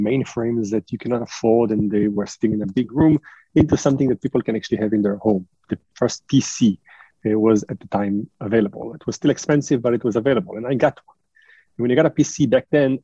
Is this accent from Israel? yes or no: yes; Israel; moved away as an adult; also born or lived in France / United States; I was born in France. I was raised in Israel, and I now spend a third of my life in the US.